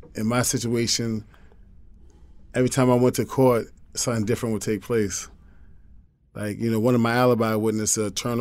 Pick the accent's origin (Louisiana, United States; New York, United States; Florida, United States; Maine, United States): New York, United States; I was from New York